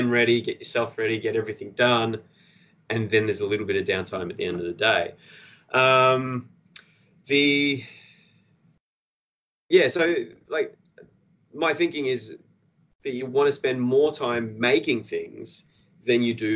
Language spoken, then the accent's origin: English; Australia